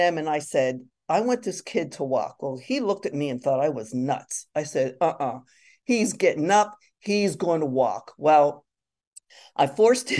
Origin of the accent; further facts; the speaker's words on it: Pittsburgh, Pennsylvania, United States; I grew up in Pittsburgh